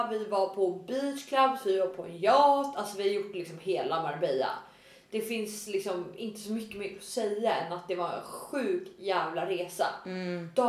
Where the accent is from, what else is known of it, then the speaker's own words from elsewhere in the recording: Sweden; snygg svensk tjej